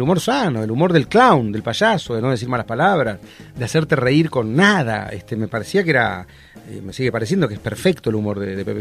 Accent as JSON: {"language": "Spanish", "country": "Argentina"}